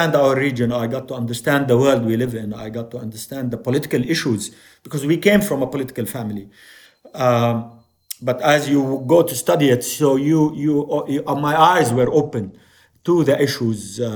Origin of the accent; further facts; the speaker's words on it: Jordan; also born or lived in Beirut, Lebanon; I was born in Beirut. My father was involved in politics. We came to Jordan as political refugees.